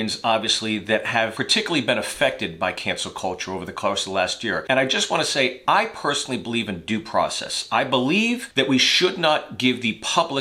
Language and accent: English; United States; I'm an American